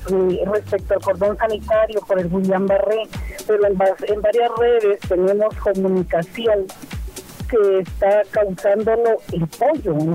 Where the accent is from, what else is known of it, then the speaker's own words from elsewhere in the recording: Guatemala; nosotros como guatemaltecos